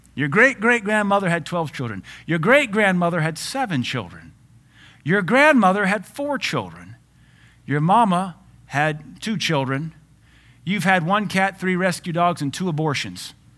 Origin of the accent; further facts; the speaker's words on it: Louisiana, United States; I grew up in Louisiana